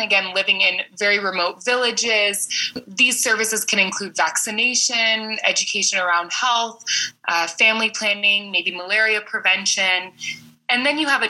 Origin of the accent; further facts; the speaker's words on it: San Francisco, California, United States; moved away as an adult; now in Madagascar; I'm originally from San Francisco, California. Mother is from the south of France, and my father is American from Pittsburgh. I grew up in California pretty much my entire life